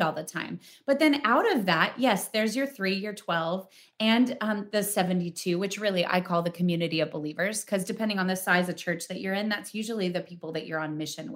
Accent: Spokane, Washington, United States; born or raised there; moved away

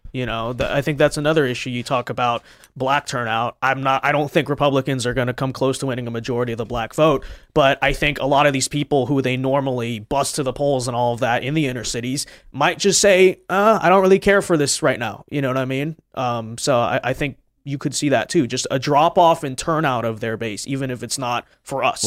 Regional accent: Los Angeles, California, United States; I'm from Los Angeles. You know, most of the family, friends, and stuff we grew up with are Democrat

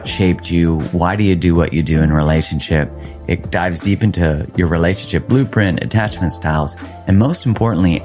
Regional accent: Calgary, Alberta, Canada; I grew up in Calgary, which is kind of like the Texas of Canada

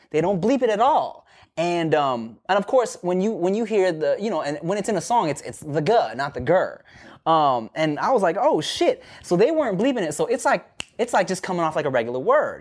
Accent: Paramount, California, United States; growing up in Paramount, going, or, like, going to high school in Paramount

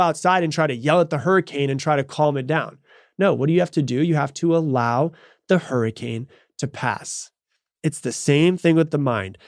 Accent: Florida, United States; I grew up in Florida

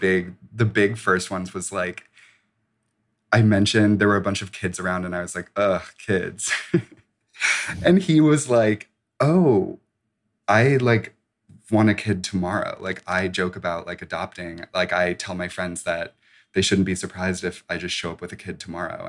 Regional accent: suburbs of Chicago, Illinois, United States; I'm from the suburbs of Chicago

